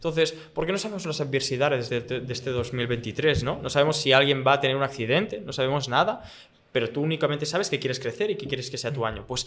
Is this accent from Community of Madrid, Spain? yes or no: no; Barcelona, Catalonia, Spain; soy de Barcelona, venir aquí a dar mm. mambo, ¿eh?